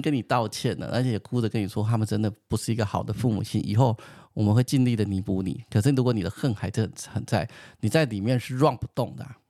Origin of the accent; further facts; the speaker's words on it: Taiwan; 好险我生在台湾